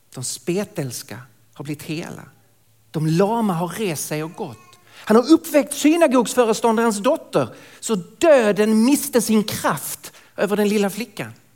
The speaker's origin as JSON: {"language": "Swedish", "town": "Lund", "region": "Skåne", "country": "Sweden", "accent": "Skånska", "moved": "as an adult", "lives_now": "Stockholm, Sweden", "said": "jag kommer alltså från södra Sverige, från Lund ursprungligen, bor i Stockholm sedan många år tillbaka"}